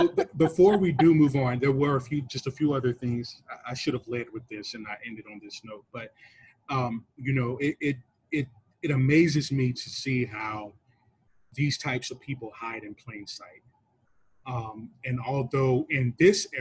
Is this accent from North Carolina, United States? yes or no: yes; North Carolina, United States; I'm from North Carolina